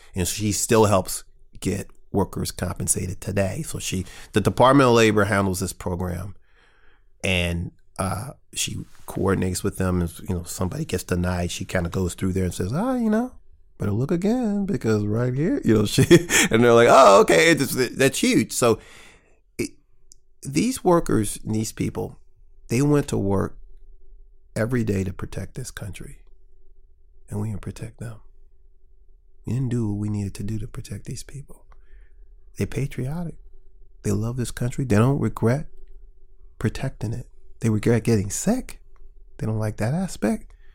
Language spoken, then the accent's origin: English; St. Louis, Missouri, United States; I grew up in North County